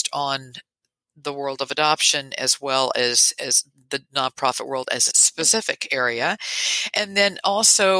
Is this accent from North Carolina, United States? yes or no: no; Tennessee, United States; moved away as an adult; also born or lived in Texas; now in New York, United States; I grew up in Tennessee and spent my adult years in Texas, and then 3 years ago moved to New York.